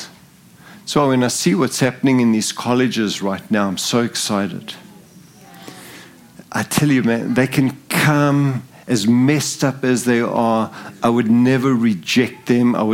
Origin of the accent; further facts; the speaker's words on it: Zimbabwe; moved away; also born or lived in South Africa; I'm English. And I was born in Zimbabwe. I didn't grow up in South Africa. I was born in a British colony